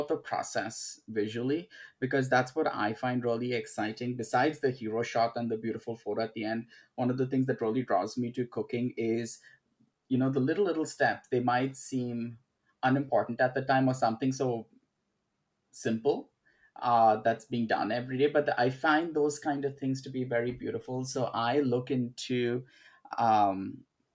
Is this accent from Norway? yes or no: no; Mumbai, Maharashtra, India; I was born and brought up in Bombay, India, which is now called Mumbai.